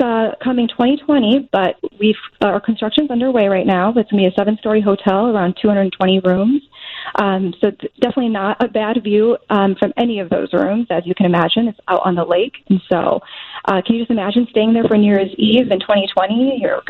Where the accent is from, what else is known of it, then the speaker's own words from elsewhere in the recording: Chicago, Illinois, United States; also born or lived in Milwaukee; I've been born and raised in Chicago, came right back afterwards, and have been here ever since